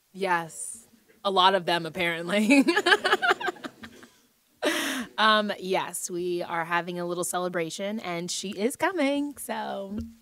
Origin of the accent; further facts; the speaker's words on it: United States; being an American player